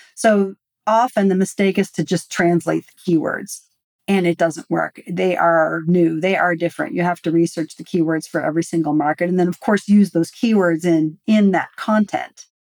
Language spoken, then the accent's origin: English; United States; I am uniquely American